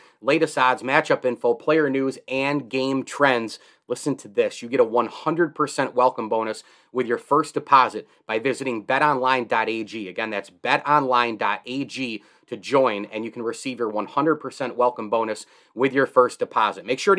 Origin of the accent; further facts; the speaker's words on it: Central New York, United States; I grew up in Central New York.